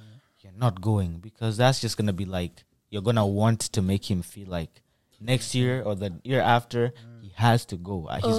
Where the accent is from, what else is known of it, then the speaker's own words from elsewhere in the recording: Kenya; now in United States; We came from Kenya, like parents came from Kenya.